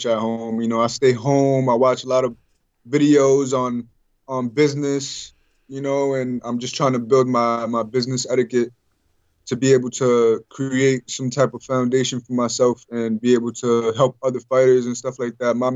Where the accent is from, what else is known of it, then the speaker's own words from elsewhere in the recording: New York, United States; I'm from New York